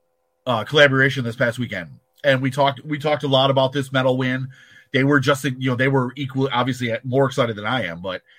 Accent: New York, United States; as sad a New Yorker as that makes me sound.

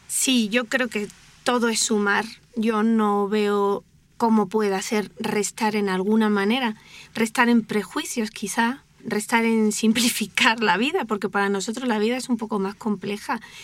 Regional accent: Spain; now in Mexico; Anuska y yo somos españolas y venimos a vivir a México

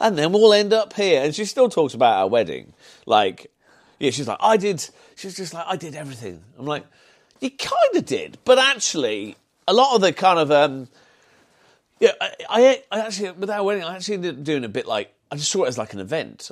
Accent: Solihull, West Midlands, United Kingdom; accent: Brummie; also born or lived in Birmingham / Sutton Coldfield; being grown up in, in kind of Solihull

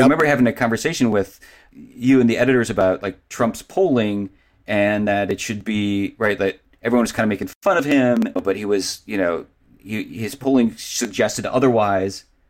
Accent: Cleveland, Ohio, United States; I grew up in Cleveland.

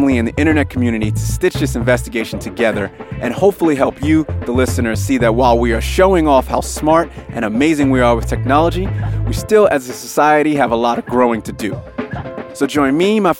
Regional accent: United States; now in Sydney, Australia; I live here in Sydney, Australia. I'm obviously from America originally

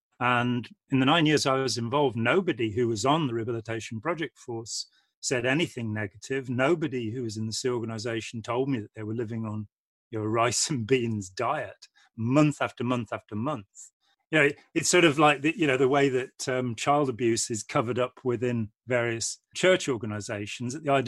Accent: Lichfield, West Midlands, United Kingdom; now in Nottingham, United Kingdom; I'm from the Midlands. {S1} Okay. {S5} From Lichfield in Staffordshire originally, and I live near Nottingham now.

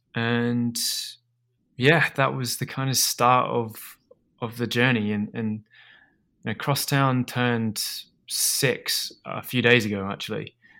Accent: Australia; moved away as an adult; also born or lived in Edinburgh, Scotland; I grew up in Australia, uh, and sort of, well, I was born in Edinburgh and, and I moved over to, to Australia when my, my dad

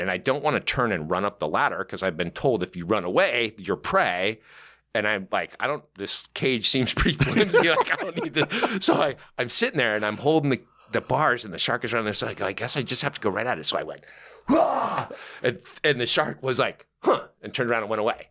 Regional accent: Newport Beach, California, United States; I grew up in, um, uh, a little town called Newport Beach

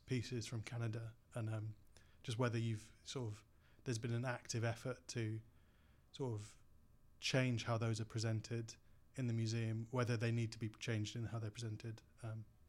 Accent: Hull, Yorkshire and the Humber, United Kingdom; as a kid growing up in Hull

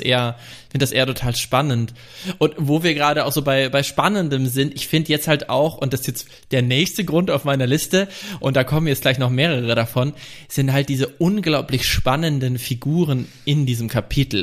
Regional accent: Franconia, Bavaria, Germany; moved away; ich komme ja vom Dorf, vom fränkischen Dorf

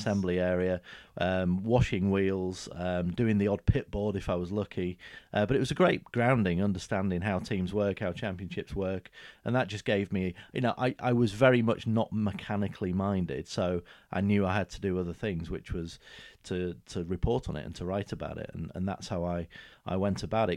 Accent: the north of England, United Kingdom; moved away as an adult; now in Huntingdon, United Kingdom; a fully fledged northerner for many years

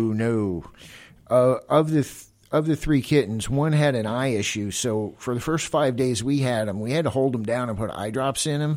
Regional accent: Florida, United States; moved away; I'm originally from Florida

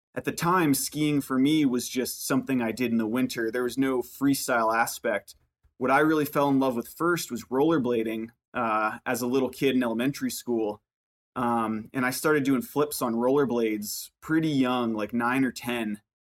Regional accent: Burlington, Vermont, United States; I grew up in, in Burlington, Vermont

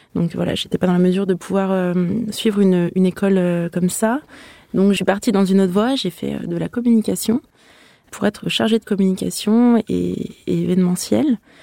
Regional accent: Aix-les-Bains, Auvergne-Rhône-Alpes, France; also born or lived in Lausanne / Lyon; mon agence est basée à Lyon, mais moi, je viens d'Aix-les-Bains à la base

